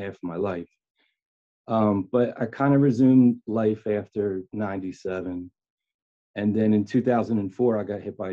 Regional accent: Philadelphia, Pennsylvania, United States; I'm from Philadelphia. Born and raised. I've been here my whole life.

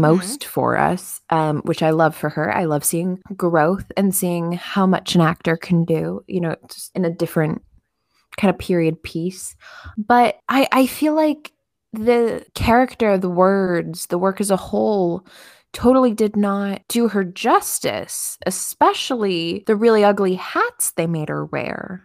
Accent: Chicago, Illinois, United States; now in East Coast, United States; I was born in Chicago.

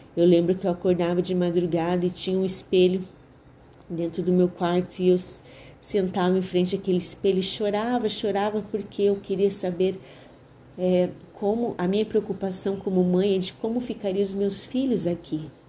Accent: Londrina, Paraná, Brazil; also born or lived in Curitiba / Ibiporã; Todos sabem que eu sou curitibana, mas aos cinco anos de idade eu me mudei para Londrina

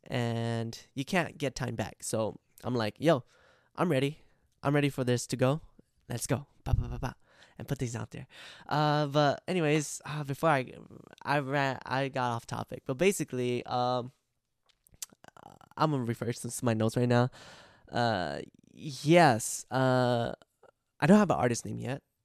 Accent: United States; I grew up in America, and I also speak a lot of Amer-, English

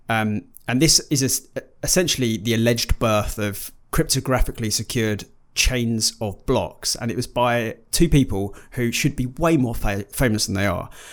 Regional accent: United Kingdom; we are British

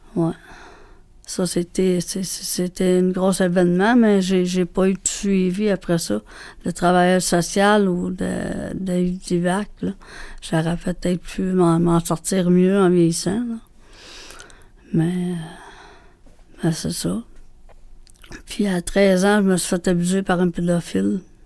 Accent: Montreal, Quebec, Canada; je suis née à Montréal

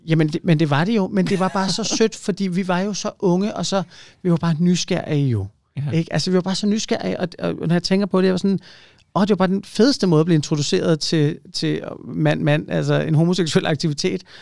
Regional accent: Ølstykke, Capital Region of Denmark, Denmark; Jeg er vokset op i Ølstykke

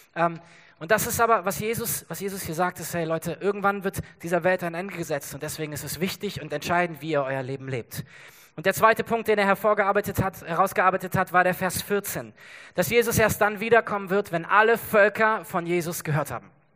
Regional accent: Germany; wir als Deutsche

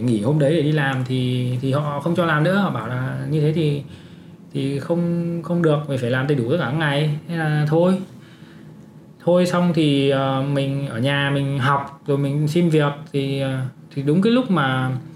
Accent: Uong Bi, Quang Ninh, Vietnam; accent: northern; moved away as an adult; also born or lived in Hanoi, Vietnam; now in Canada; sinh ra và lớn lên ở Quảng Ninh, học ở cấp 3 Uông Bí ở Quảng Ninh

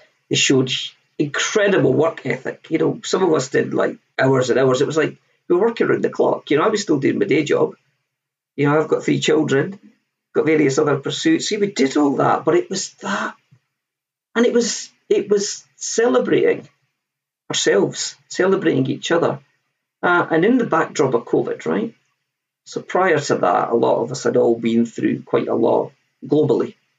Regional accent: Scotland, United Kingdom; I'm Scottish

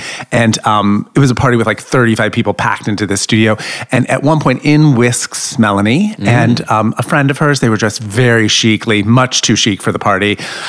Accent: New York, United States; So I'm from New York. I don't know if you said that. I'm a New Yorker.

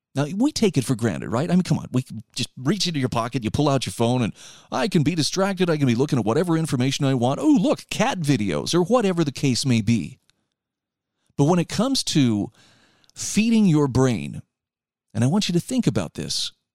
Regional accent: Utah, United States; my home state of Utah

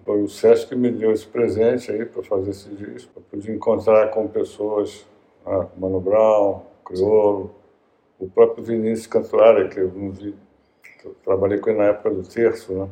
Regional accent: Brazil; Eu sou brasileiro

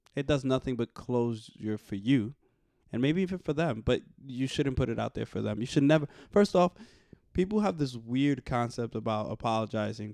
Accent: New York City, New York, United States; I was raised in the Bronx

